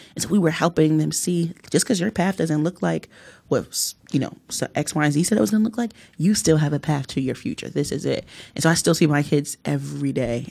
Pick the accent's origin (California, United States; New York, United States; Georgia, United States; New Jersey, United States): New Jersey, United States; Newark; I was born and raised here in Newark.